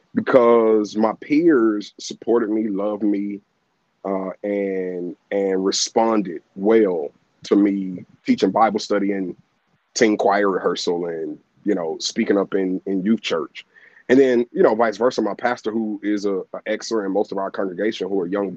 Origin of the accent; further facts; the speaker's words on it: Atlanta, Georgia, United States; I'm born and raised here in Atlanta